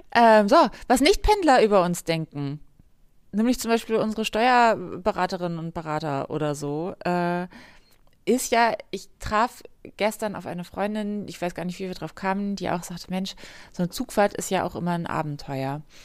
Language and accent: German; Northern Germany, Germany; da wo ich herkomme, aus dem Norden